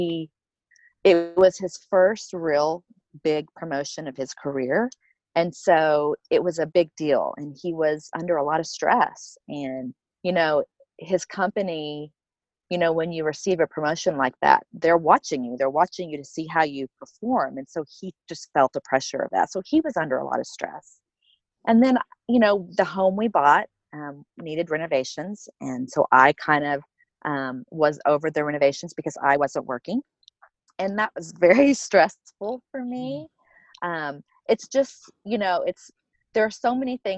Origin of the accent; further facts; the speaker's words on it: Oklahoma, United States; accent: Oklahoman; now in Colorado, United States; I'm originally from Oklahoma. So if you hear an accent, it's an Oklahoman accent. I'm a total Okie.